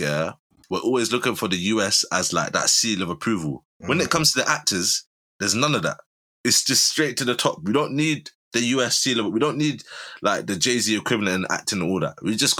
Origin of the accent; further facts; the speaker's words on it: England, United Kingdom; because we're from England.